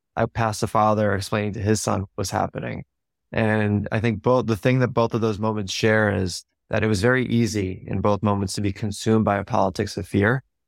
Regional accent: New York, United States; I grew up in New York just outside of the city

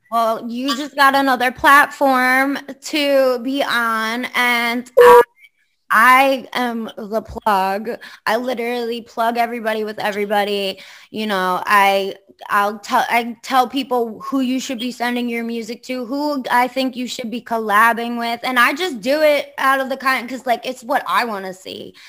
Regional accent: Long Island, New York, United States; I'm from Long Island, but like I don't belong on Long Island

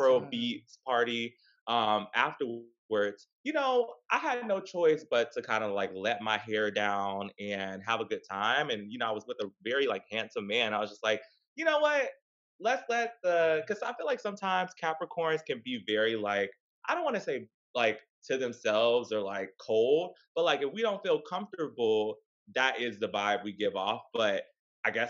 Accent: the South, United States; growing up in the South, like as a gay person

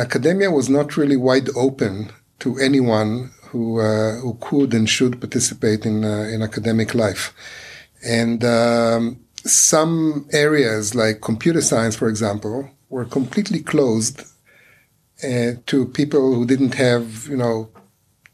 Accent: Ra'anana, Central District, Israel; English is a second language; moved away as an adult; also born or lived in New York, United States / Long Island, United States; I came to NYU from Ra'anana

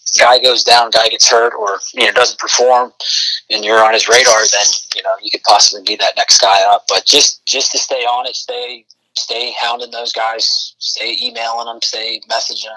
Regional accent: Orlando, Florida, United States; it's my hometown. I grew up going to those games

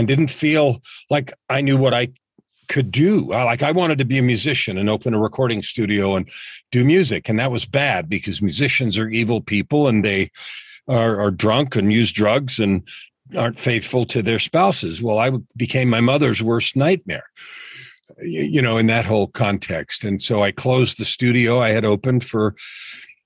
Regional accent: San Francisco Bay Area, California, United States; I grew up in San Francisco Bay Area

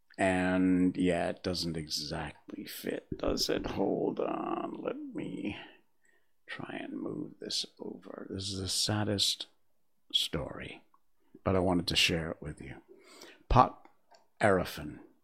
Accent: United States; moved away; I'm not British. I'm American

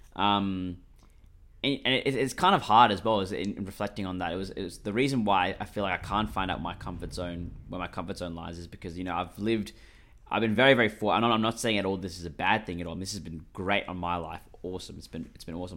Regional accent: Australia; I'm Australian, mate, one hundred percent.

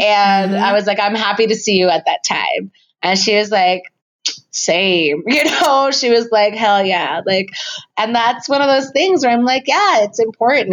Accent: San Francisco, California, United States; moved away as an adult; now in Chicago, United States; I was born and raised here in San Francisco

